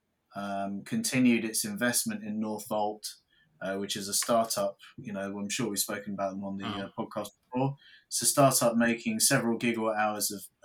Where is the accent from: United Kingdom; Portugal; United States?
United Kingdom; us as British people